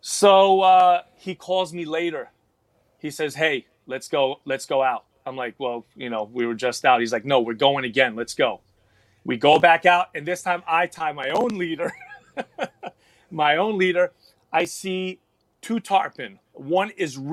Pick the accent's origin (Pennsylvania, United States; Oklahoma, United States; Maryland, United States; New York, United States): New York, United States; New York City; now in Texas, United States; I was born and raised in the Bronx, New York, New York City.